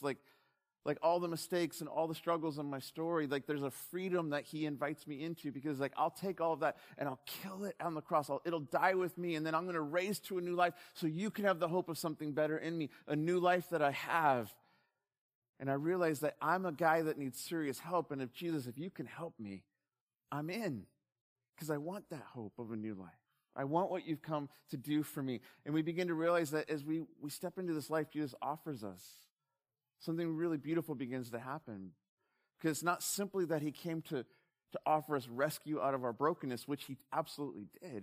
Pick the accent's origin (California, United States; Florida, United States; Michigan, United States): California, United States; Southern; growing up in SoCal